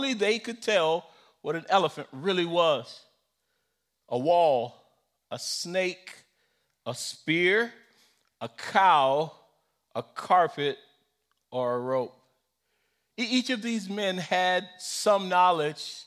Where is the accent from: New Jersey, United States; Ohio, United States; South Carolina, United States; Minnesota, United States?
South Carolina, United States; I grew up in South Carolina, and we could not say lie, and so we had to say story